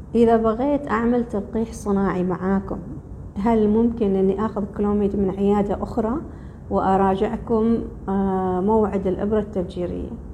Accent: Oman; احنا كلنا عمانيين

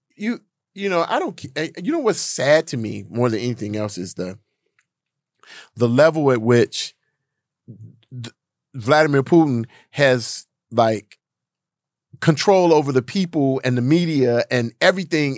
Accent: United States

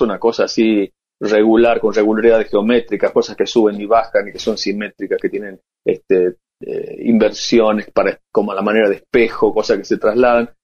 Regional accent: Tucumán, Argentina; me recibió como tucumano porque estaba en Toronto

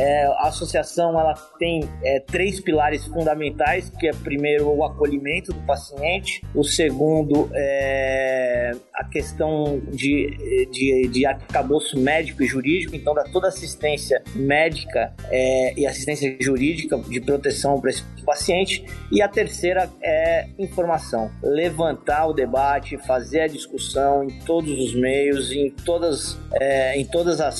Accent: São Paulo, Brazil; now in Florianópolis, Brazil; eu venho de São Paulo, moro em Florianópolis há 32 anos

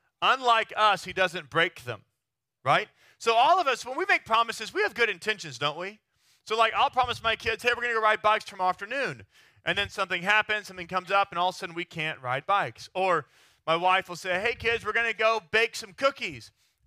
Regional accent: Texas, United States; now in New York City, United States; It would be the same thing as a Texan going to New York City, right? Like we show up to New York, they're like, do you guys all ride horses around there?

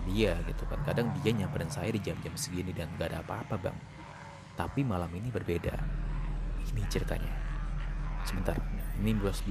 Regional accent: Gunung Kidul, Special Region of Yogyakarta, Indonesia; ini kisah saya dari tanah Jawa tepatnya di daerah Yogyakarta Gunung Kidul Waktu itu saya masih berusia usia sekolah dasar bang dan saya masih tinggal di sana bersama kakek saya atau mbah ya.

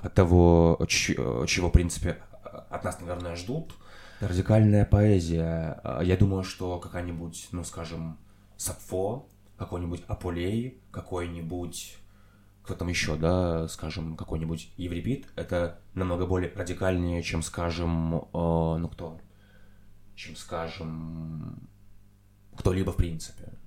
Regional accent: Belgorod Oblast, Russia; moved away; я вырос в Белгородской области России

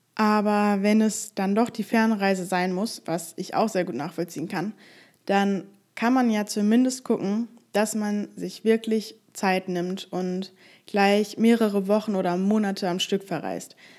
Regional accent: Germany; dass ich aus Deutschland komme

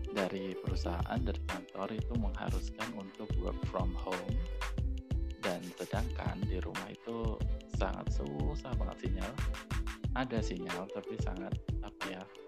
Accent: Yogyakarta, Special Region of Yogyakarta, Indonesia; aku berasal dari Jogja, lahir di Jogja, besar di Jogja

